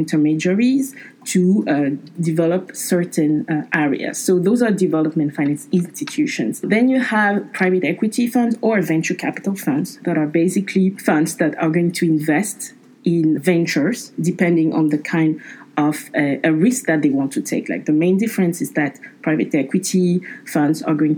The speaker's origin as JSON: {"language": "English", "region": "Abidjan", "country": "Côte d’Ivoire", "tie": "born or raised there", "moved": "yes", "said": "they offered me the opportunity to work in Abidjan, my hometown"}